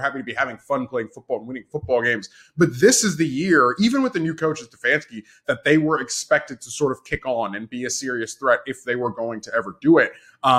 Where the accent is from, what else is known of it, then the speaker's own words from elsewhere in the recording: Florida, United States; moved away as an adult; I'm a Florida guy. I've been up here for a few years